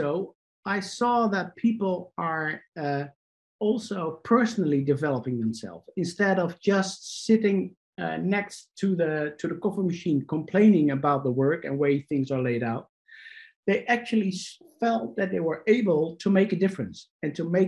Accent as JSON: {"language": "English", "country": "Netherlands", "said": "I'm Dutch, so I'm from the Netherlands, Europe."}